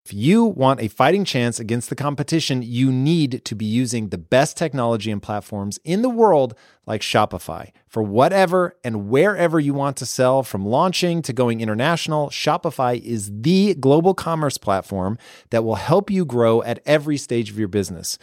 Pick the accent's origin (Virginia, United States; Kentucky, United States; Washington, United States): Washington, United States; Tacoma; I grew up in Tacoma